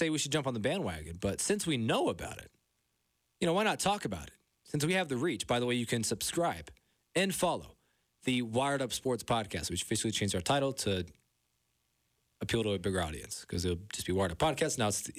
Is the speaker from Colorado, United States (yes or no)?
yes; Colorado Springs, Colorado, United States; I grew up in Colorado Springs, right?